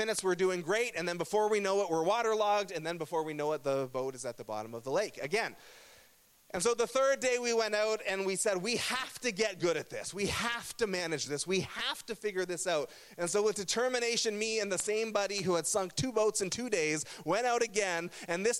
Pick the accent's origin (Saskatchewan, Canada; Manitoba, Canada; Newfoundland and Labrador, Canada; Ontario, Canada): Ontario, Canada; Burlington; I grew up in Burlington, Ontario, which is in a region called Halton